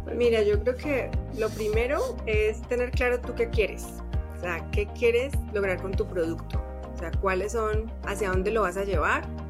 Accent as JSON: {"language": "Spanish", "country": "Colombia", "tie": "born or raised there", "moved": "as an adult", "lives_now": "Mexico City, Mexico", "said": "soy colombiana de nacimiento y mexicana de corazón. Llevo 14 años en, en México."}